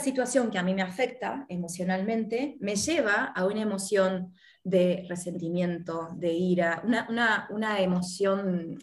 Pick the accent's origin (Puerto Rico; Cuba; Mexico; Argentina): Argentina; also born or lived in Miami; now in Uruguay; soy argentina, estoy viviendo en Uruguay